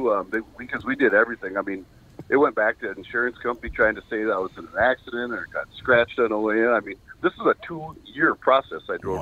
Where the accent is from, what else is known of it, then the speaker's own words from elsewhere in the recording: Dayton, Minnesota, United States; We're from the Dayton area.